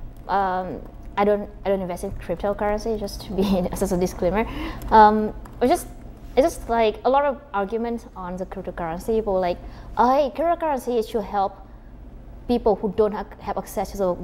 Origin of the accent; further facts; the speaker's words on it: Vietnam; moved away; so I'm from Vietnam, a very tiny country